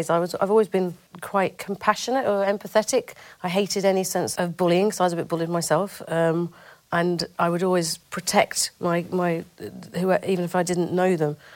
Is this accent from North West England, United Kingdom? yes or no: yes; Bamford, North West England, United Kingdom; I grew up in a place called Bamford in Ro